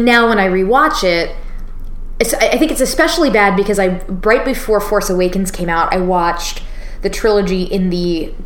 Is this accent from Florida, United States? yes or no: yes; Florida, United States; I grew up in Florida